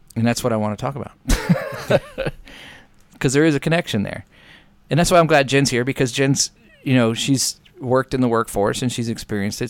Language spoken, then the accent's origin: English; United States; being an American